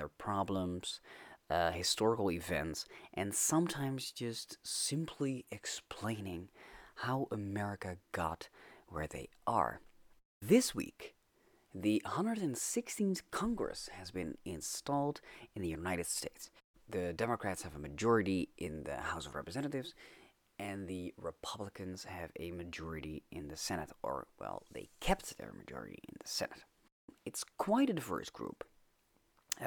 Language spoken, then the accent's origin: English; Netherlands; I'm Dutch.